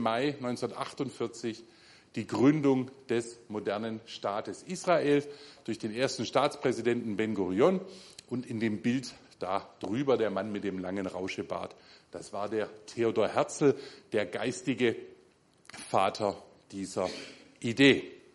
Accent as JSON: {"language": "German", "country": "Germany", "said": "als Deutsche"}